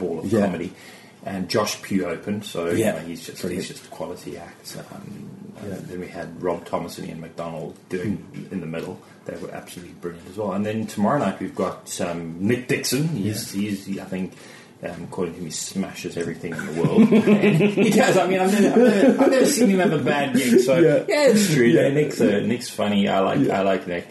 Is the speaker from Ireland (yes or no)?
no; Cape Town, Western Cape, South Africa; moved away as an adult; now in Surrey, United Kingdom; It's Cape Town. Cape Town. That's where I'm from. That's my hometown. Born in Cape Town.